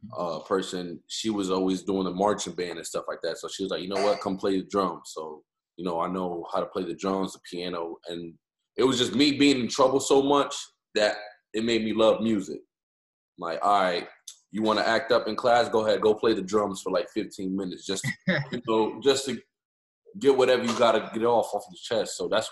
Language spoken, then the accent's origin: English; Hartford, Connecticut, United States; Born and raised in Hartford, Connecticut.